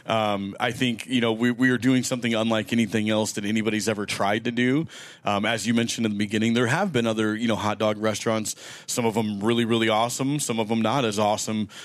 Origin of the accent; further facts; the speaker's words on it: Omaha, Nebraska, United States; I grew up in North Omaha